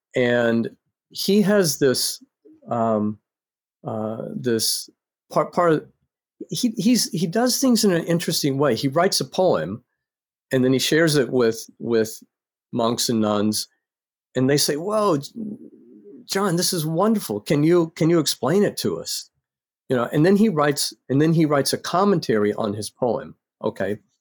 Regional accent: North Carolina, United States; I grew up in North Carolina

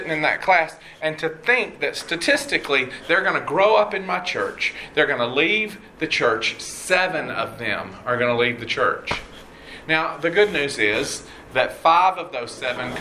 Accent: College Park, Georgia, United States; moved away as an adult; now in Houston, United States; I grew up in Atlanta, well, actually College Park. I'm a Southside kid

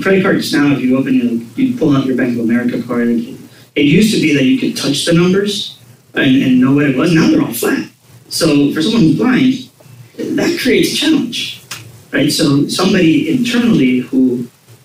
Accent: Puerto Rico; I'm born and raised in Puerto Rico. I went to law school in Puerto Rico

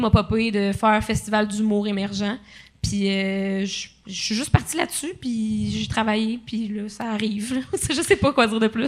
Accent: Quebec, Canada; euh, il y avait un, en fait, je viens de l'Abitibi.

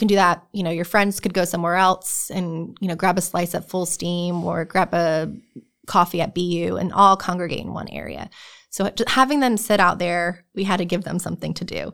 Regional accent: New Jersey, United States; moved away as an adult; now in North Carolina, United States; I'm originally from New Jersey.

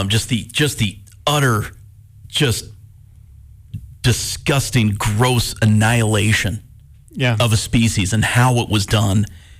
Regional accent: Montana, United States; growing up in Montana

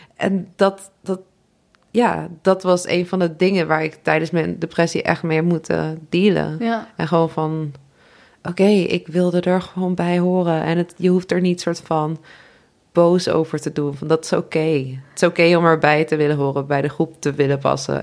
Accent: Nijmegen, Gelderland, Netherlands; ik kom uit Nijmegen

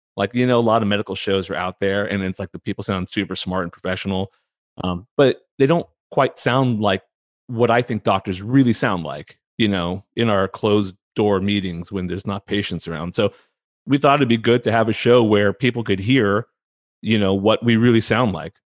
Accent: San Francisco Bay Area, California, United States; also born or lived in Indiana; I was born in Indiana, um, which is not what people are expecting when they see my name and they ask where I'm from and I tell them Indiana. Eh, but I grew up mostly in the Bay Area, in California, in the, the San Francisco Bay Area

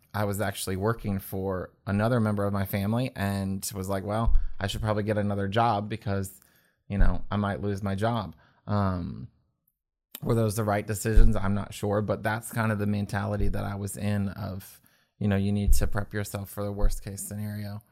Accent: Winchester, Virginia, United States; growing up in Winchester, Frederick County area

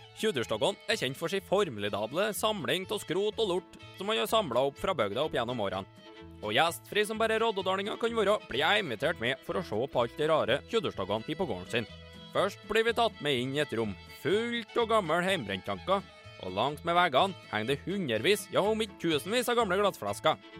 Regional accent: Trøndelag, Norway; moved away; hjemme i Nord-Trøndelag, der jeg er født og oppvokst

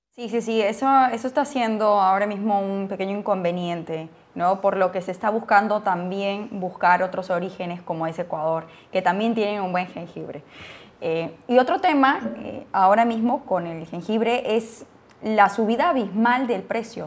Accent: Peru; soy peruana

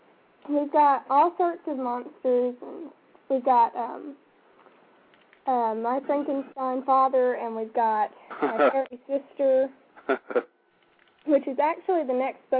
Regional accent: Paris, United States; Well, the only thing is that if you just say, I'm from Paris, everyone's like, oh, France?

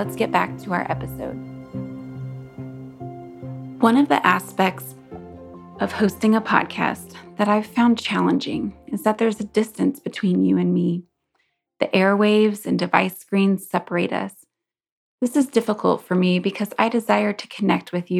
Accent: Kansas, United States; my home state of Kansas

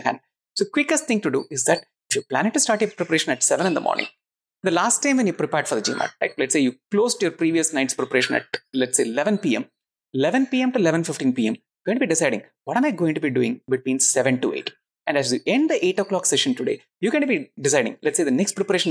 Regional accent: Chennai, Tamil Nadu, India; I'm from Chennai

